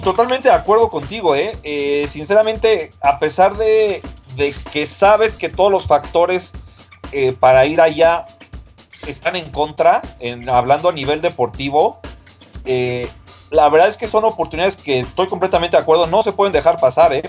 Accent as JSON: {"language": "Spanish", "country": "Mexico", "said": "como mexicanos"}